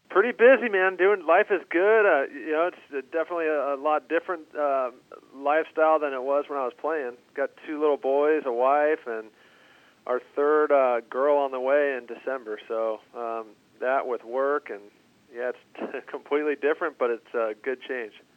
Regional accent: Southern California, United States; moved away as an adult; how I was brought up in Southern California

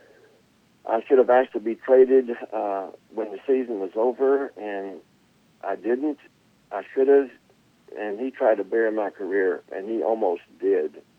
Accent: Oklahoma, United States; now in Texas, United States; we're both from Oklahoma, and we're both in the Oklahoma Hall of Fame

